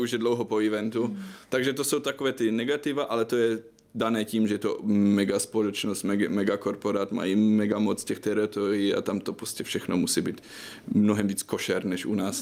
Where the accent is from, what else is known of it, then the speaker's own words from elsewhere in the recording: Germany; Czech is a second language; moved away as an adult; now in Prague, Czech Republic; já jsem teda Němec, co asi víte, já jsem studoval v Německu novinářinu